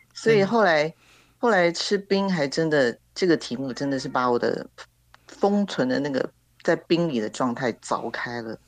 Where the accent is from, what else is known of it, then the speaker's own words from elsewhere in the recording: Taiwan; 我们台湾的芒果真的很甜